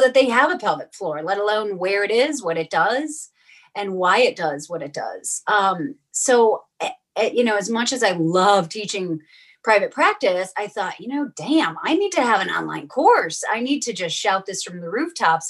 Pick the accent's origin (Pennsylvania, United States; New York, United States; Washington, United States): New York, United States; Western; I grew up in Western New York